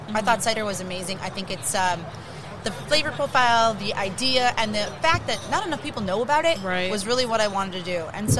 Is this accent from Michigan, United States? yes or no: no; Chicago, Illinois, United States; moved away; also born or lived in Wisconsin; I was born on the South Side. I was born in 47th and Cadvale area off of Pulaski.